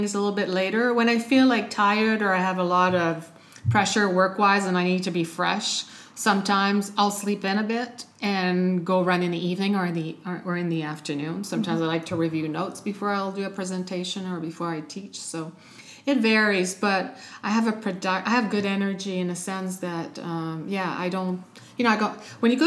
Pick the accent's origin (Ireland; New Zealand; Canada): Canada; moved away as an adult; also born or lived in United States; now in Europe; I'm Canadian